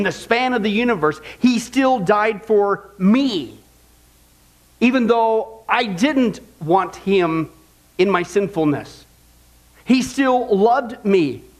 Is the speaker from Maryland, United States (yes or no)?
no; Kansas, United States; growing up in Kansas, I remember just looking up the sky as a non-Christian